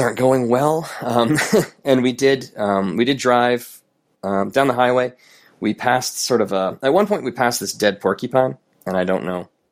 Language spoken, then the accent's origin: English; Canada; who I am as a Canadian